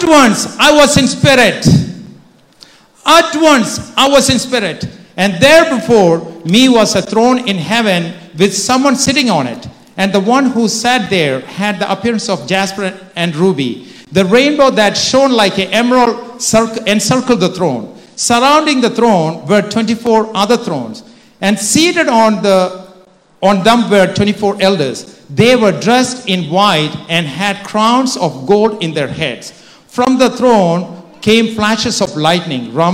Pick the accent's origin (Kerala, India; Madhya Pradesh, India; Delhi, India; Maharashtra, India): Kerala, India; moved away; I grew up in India